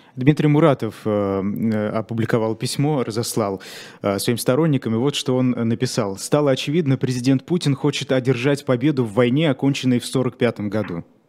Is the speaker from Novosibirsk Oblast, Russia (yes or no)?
no; Ufa, Bashkortostan, Russia; moved away as an adult; now in Moscow, Russia; я сам из Башкирии и э, переехал год назад в Москву.